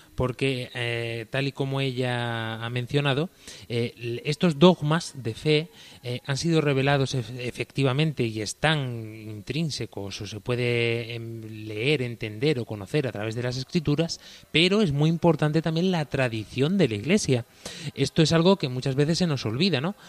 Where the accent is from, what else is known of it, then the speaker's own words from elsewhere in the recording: Baeza, Andalusia, Spain; en mi pueblo, en el pueblo que me ha visto crecer, en Baeza, en la ciudad de Jaén